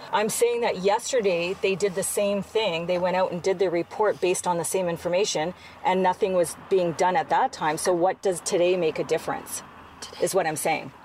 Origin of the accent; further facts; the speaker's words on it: British Columbia, Canada; I'm from British Columbia.